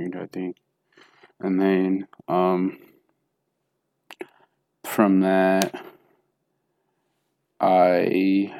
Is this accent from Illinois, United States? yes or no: no; Jackson, Tennessee, United States; born there; So, like I was telling you, I was born in Jackson, Tennessee.